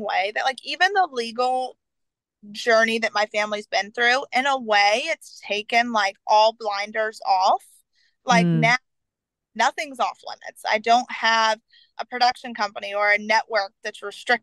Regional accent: the South, United States; I grew up in the South

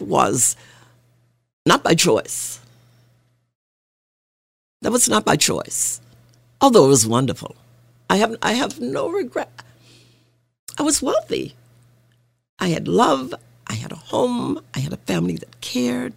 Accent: Arkansas, United States; moved away; I grew up in Arkansas

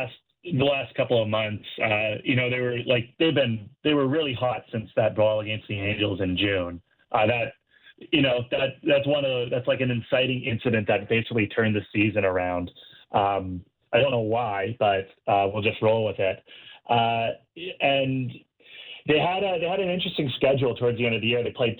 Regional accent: Canada; I feel more attuned to the West Coast than I do as a Canadian.

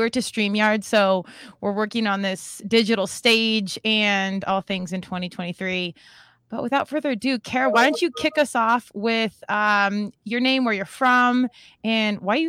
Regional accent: Colorado, United States; moved away; I obviously went to George Mason and I was from Colorado.

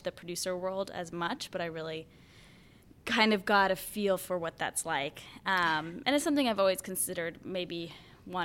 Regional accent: Gloucester, Massachusetts, United States; I grew up north of Boston. It's about 40 minutes by train, half-hour drive. It's right along the coast. It's a gorgeous beach town. It's called Gloucester, Massachusetts.

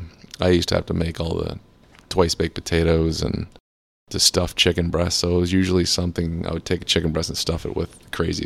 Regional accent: St. Petersburg, Florida, United States; I'm a St. Petersburg native.

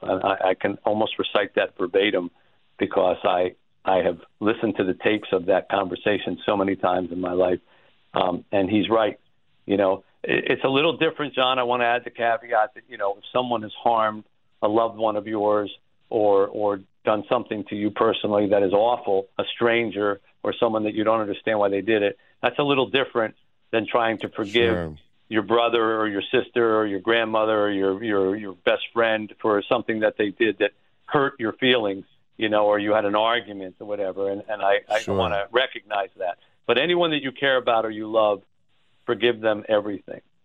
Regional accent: New Jersey, United States; now in Detroit, United States; I grew up in New Jersey

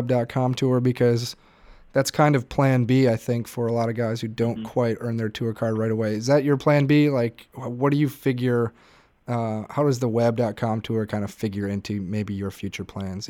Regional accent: Wisconsin, United States; You know, I grew up in Wisconsin as well

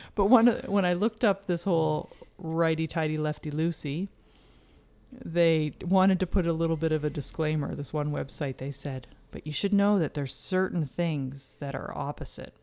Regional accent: Canada; we're Canadian

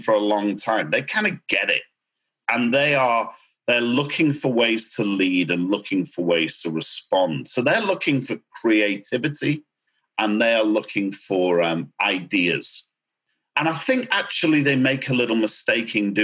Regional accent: United Kingdom; accent: British; now in Miami, United States; you'll notice a British accent.

